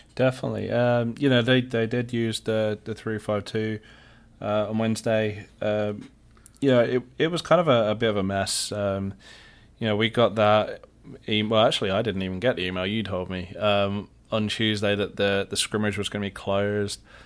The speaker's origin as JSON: {"language": "English", "region": "England", "country": "United Kingdom", "moved": "yes", "said": "I am your resident Englishman"}